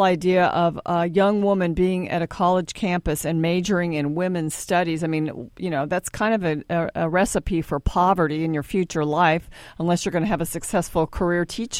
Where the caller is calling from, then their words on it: Dallas, Texas, United States; since we are broadcasting from Dallas, Texas